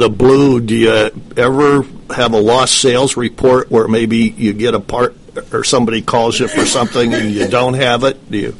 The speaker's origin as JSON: {"language": "English", "region": "Midwest", "country": "United States", "tie": "born or raised there", "said": "growing up in the Midwest"}